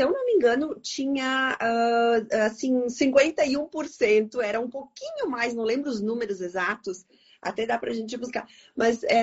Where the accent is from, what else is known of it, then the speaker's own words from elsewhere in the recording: Bento Gonçalves, Rio Grande do Sul, Brazil; Então, claro que eu sou daqui de Bento Gonçalves, né?